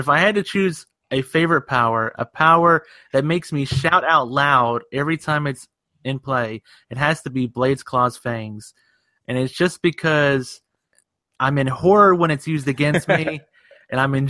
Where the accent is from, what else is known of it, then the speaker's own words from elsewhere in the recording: Asheville, North Carolina, United States; I have grown up and was born in Western North Carolina, Asheville